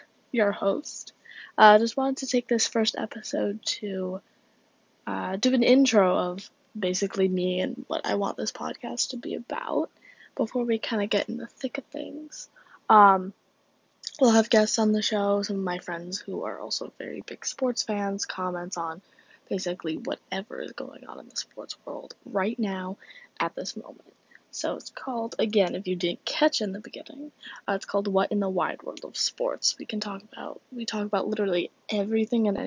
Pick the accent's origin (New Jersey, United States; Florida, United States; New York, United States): New Jersey, United States; now in Miami, United States; I'm originally from New Jersey